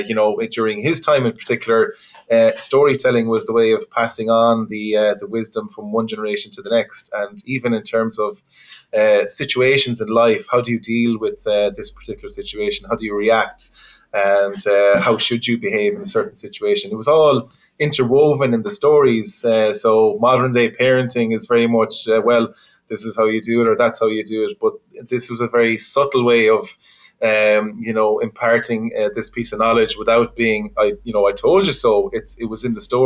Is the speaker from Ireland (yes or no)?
yes; Connemara, Connacht, Ireland; growing up in Connemara